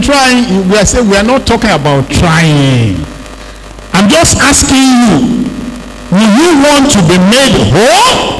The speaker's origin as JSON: {"language": "English", "town": "Arochukwu", "region": "Abia", "country": "Nigeria", "tie": "born there", "said": "I was born in Arochukwu, very close to Unewi."}